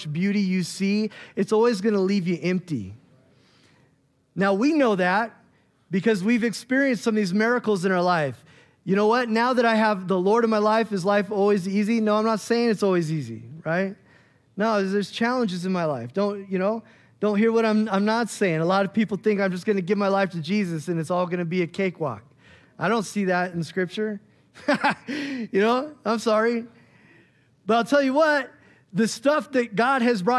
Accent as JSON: {"language": "English", "town": "Bend", "region": "Oregon", "country": "United States", "tie": "born or raised there", "moved": "as an adult", "said": "I grew up in Bend, and we moved back out there"}